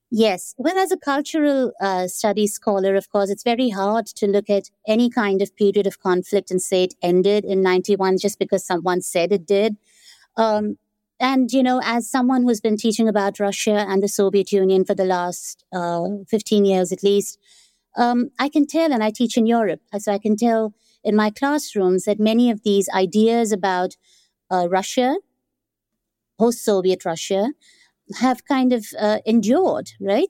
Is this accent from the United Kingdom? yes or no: no; India; now in Amsterdam, Netherlands; growing up in India, that is not how I experienced the Cold War